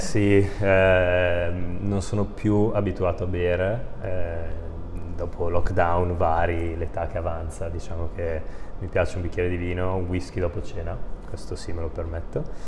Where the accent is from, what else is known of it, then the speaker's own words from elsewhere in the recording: Brescia, Lombardy, Italy; io sono bresciano